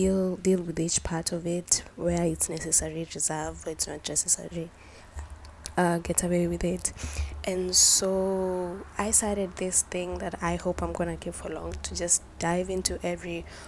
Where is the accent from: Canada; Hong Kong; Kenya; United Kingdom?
Kenya; I am proudly Kenyan